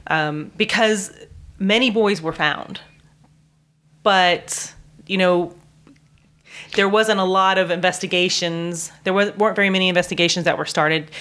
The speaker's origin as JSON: {"language": "English", "country": "United States", "said": "as an American"}